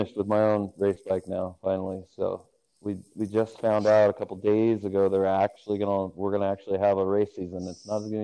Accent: Salem, United States; I grew up basically in Salem since my freshman year in high school

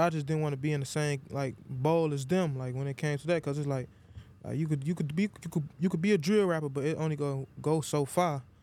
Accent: Chicago, Illinois, United States; born or raised there; also born or lived in Iowa

